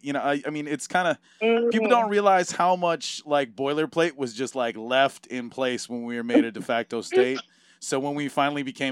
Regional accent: Southern California, United States; also born or lived in Hawaii; now in Maui, United States; growing up in Southern California. We kind of grew up in this like backcountry part of the county

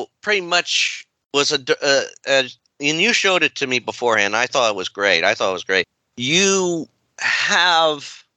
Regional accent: United States; we are unfortunately American-born white

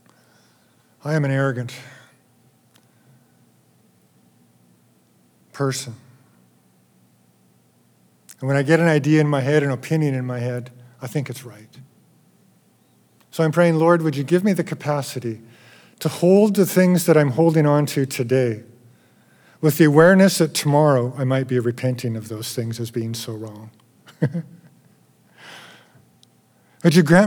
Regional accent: Alberta, Canada; I'm from Alberta.

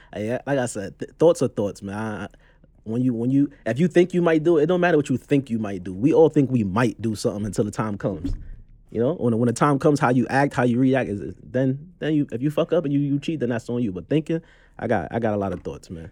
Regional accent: New York City, New York, United States; I'm from Brooklyn, Brooklyn's very own.

